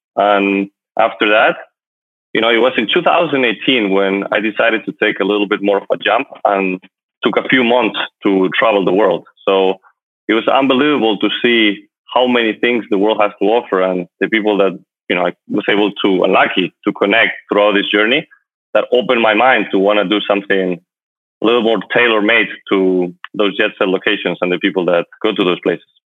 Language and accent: English; Madrid, Community of Madrid, Spain; moved away as an adult; also born or lived in United States; now in Miami, United States; I'm from Madrid, Spain, and I moved to the United States few years ago